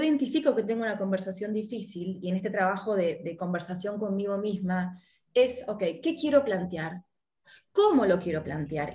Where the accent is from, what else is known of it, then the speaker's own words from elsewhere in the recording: Argentina; also born or lived in Miami; now in Uruguay; soy argentina, estoy viviendo en Uruguay